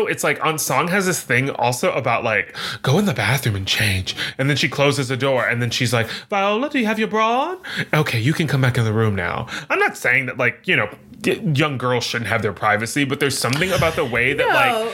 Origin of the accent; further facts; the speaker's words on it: the South, United States; also born or lived in Dallas, Texas / Louisiana; I grew up in Texas and Louisiana.